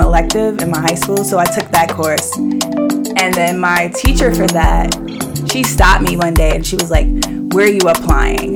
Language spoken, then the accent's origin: English; New York City, New York, United States; also born or lived in Washington, District of Columbia, United States; I'm born and raised in Brooklyn. I grew up in Bed-Stuy